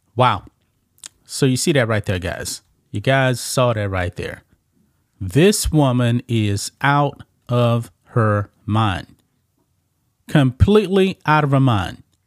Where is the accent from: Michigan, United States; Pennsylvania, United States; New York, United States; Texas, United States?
Texas, United States; Texas, my home state